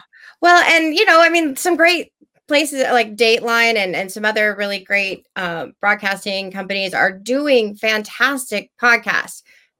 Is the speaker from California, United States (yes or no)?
no; Texas, United States; I came from Texas. We have it there.